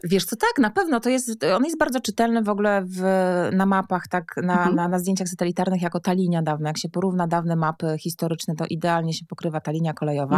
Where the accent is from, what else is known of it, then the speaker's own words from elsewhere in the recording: Warmian-Masurian Voivodeship, Poland; also born or lived in Warsaw; Ja pochodzę w ogóle z Warmii i Mazur